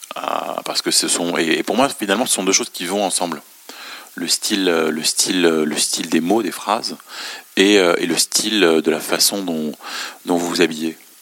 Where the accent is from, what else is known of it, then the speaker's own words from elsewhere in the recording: Beirut, Beirut Governorate, Lebanon; moved away; also born or lived in France; je suis né et j'ai grandi à Beyrouth